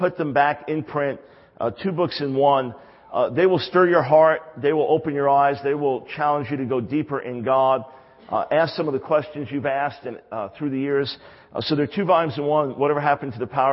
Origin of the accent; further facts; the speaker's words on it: New York, United States; I'm from New York. I'm a New York Jew